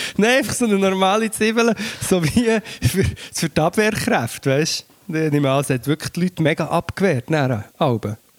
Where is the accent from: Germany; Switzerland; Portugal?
Portugal; moved away; ich bin ja in Portugal aufgewachsen